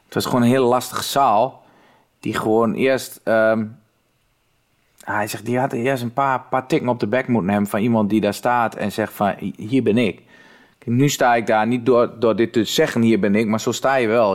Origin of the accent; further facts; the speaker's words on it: Twente, Overijssel, Netherlands; accent: Twents; ik kwam wel uit Twente